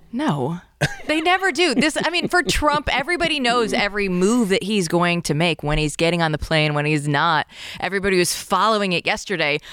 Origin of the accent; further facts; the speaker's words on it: Iowa, United States; moved away as an adult; also born or lived in Portland, Oregon; I was born and raised in Iowa, went to the University of Iowa, and then my first job was in Portland, Oregon